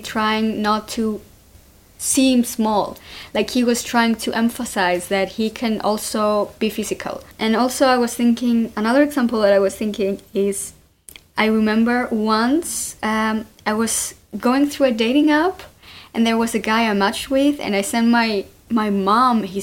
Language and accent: English; Cyprus; I was brought up in Cyprus